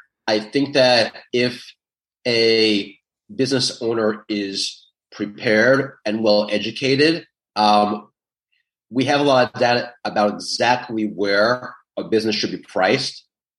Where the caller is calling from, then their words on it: New York City, New York, United States; I am in the Big Apple, New York City.